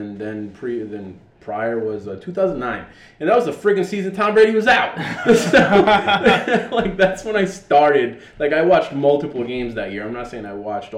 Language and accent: English; Dominican Republic; moved away; I am Dominican. I am originally from the Dominican Republic